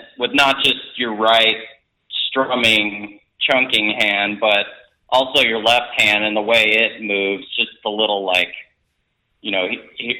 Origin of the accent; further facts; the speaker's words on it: Texas, United States; moved away; also born or lived in Colorado; I'm originally from Texas, but I was living in Colorado at that point